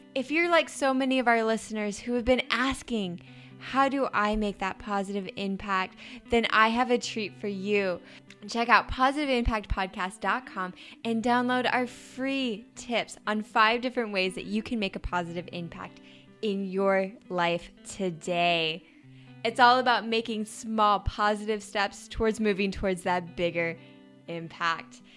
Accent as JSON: {"language": "English", "region": "Idaho", "country": "United States", "tie": "born or raised there", "also_born_or_lived": "Bozeman, Montana", "moved": "as an adult", "said": "I grew up in Idaho and then went to school in Bozeman, Montana."}